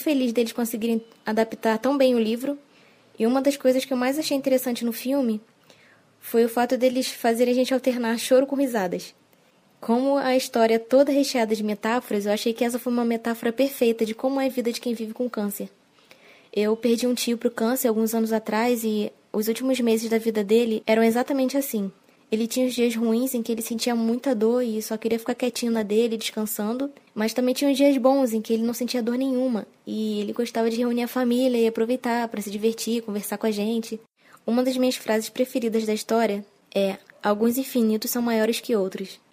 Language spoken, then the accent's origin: Portuguese; Rio de Janeiro, Brazil; sou do Rio de Janeiro, capital